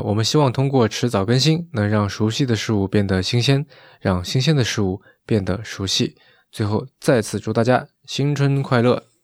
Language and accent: Chinese; Shaoxing, Zhejiang, China; 在我长大的地方，在绍兴